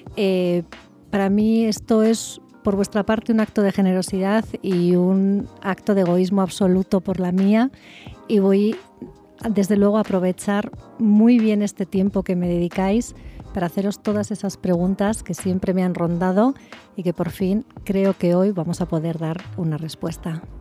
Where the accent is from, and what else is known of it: Spain; moved away as an adult; now in Querétaro, Mexico